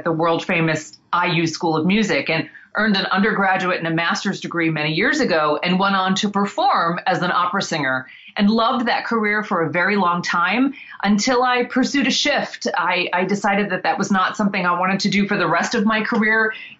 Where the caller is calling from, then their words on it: Bloomington, Indiana, United States; today I am in Bloomington, Indiana, which is actually where I call my home base. So I live about an hour south of Indiana University.